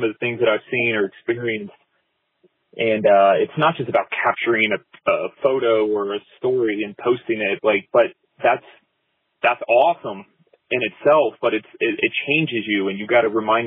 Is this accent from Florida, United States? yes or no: yes; Fort Lauderdale, Miami area, South Florida, United States; moved away as an adult; now in Asheville, United States; I grew up in South Florida in the Fort Lauderdale, Miami area. And I live in Asheville now